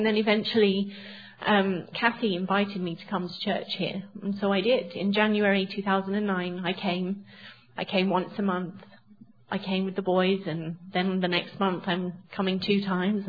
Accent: England, United Kingdom; moved away; So I grew up in England in a Christian home

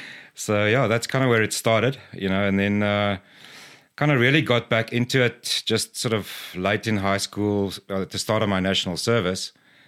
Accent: Cape Province, South Africa; So I was born and raised in South Africa, in the Cape Province from an early age, and then kind of moved around.

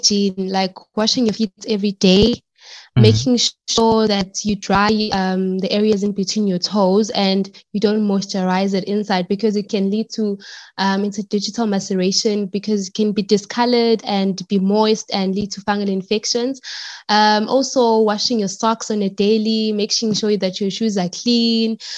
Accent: South Africa; I live in Pangeni. I'm from Pangeni, and I studied at the University of Johannesburg

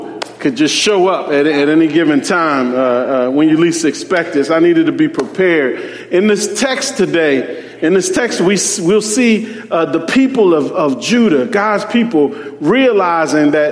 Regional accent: Philadelphia, Pennsylvania, United States; As a young boy growing up in Philadelphia, I lived in a part of Philadelphia where there were gang rivalries

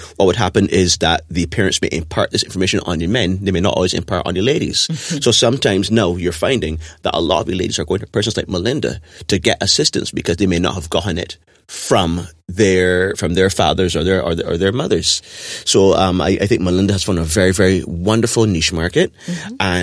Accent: Barbados; the society that we grew up in Barbados

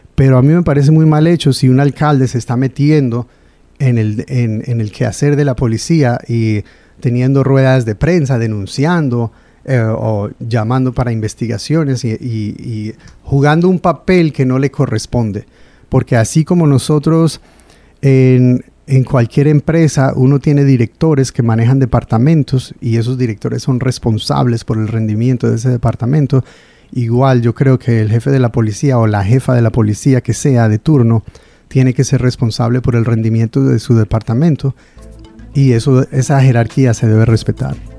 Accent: Providence, Rhode Island, United States; also born or lived in Pawtucket / North Providence; Yo nací aquí en Providence en el año mil novecientos setenta y cuatro

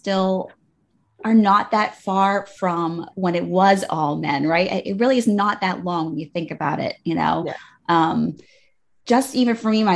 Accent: United States; I grew up right outside of New York

